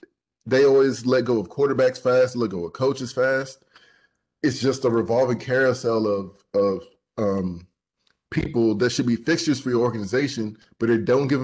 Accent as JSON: {"language": "English", "town": "Huntsville", "region": "Alabama", "country": "United States", "tie": "born or raised there", "said": "in Huntsville, my hometown"}